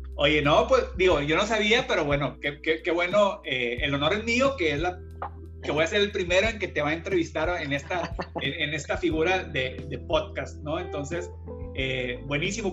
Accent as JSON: {"language": "Spanish", "country": "Mexico", "also_born_or_lived": "Monterrey", "said": "somos mexicanos"}